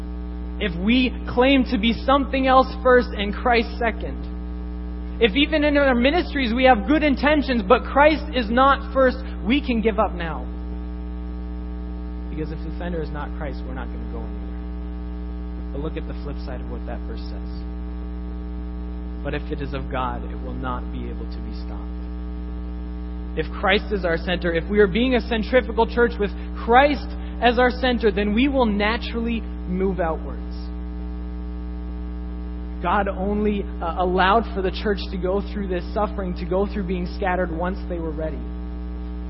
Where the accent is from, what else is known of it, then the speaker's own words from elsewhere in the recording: Canada; I'm first Canadian